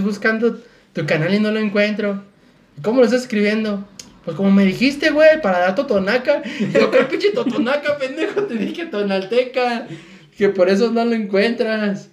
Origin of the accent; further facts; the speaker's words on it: Mexico; como mexicano, maya